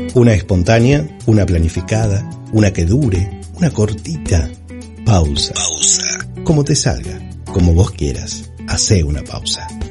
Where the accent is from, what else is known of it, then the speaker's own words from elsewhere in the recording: San Carlos de Bariloche, Río Negro, Argentina; Soy nacido acá, sí, me crié acá.